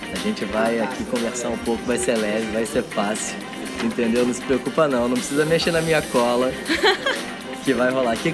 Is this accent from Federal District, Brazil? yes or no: no; Rio de Janeiro, Brazil; also born or lived in Belo Horizonte; Eu brinco que eu nasci em Belo Horizonte, mas, mas eu cresci no Rio de Janeiro.